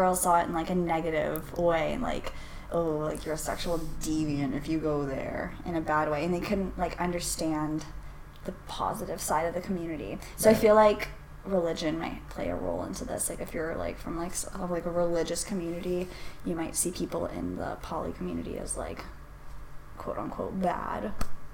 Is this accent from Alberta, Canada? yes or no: no; Toronto, Ontario, Canada; born and raised in Toronto my whole life